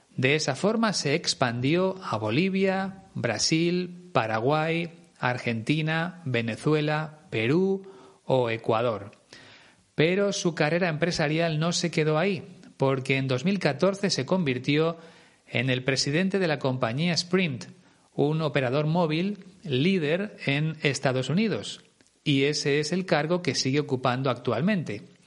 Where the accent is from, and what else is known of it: Spain